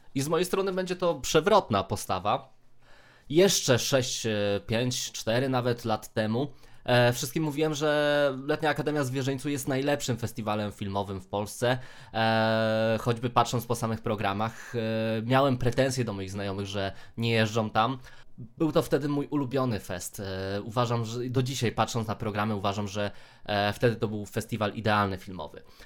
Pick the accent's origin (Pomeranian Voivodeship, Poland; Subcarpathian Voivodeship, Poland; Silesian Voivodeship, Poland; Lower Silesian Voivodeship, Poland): Subcarpathian Voivodeship, Poland; Rzeszów; sam pochodzę z Rzeszowa, tak? E, generalnie z okolic, ale no, Rzeszów mam zaraz pod nosem